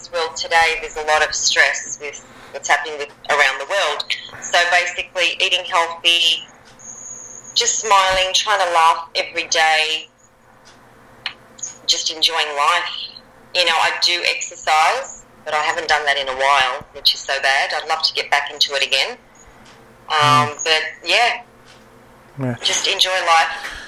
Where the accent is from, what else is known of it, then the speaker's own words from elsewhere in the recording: Australia; also born or lived in Germany; we arrived in Australia when I was about 18 months old.